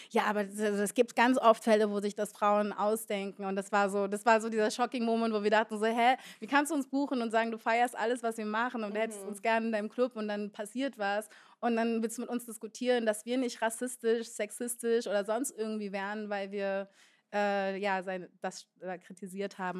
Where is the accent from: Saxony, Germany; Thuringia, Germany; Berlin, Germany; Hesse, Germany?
Berlin, Germany; Ich komme ursprünglich aus Ostberlin und bin dann in Moabit groß geworden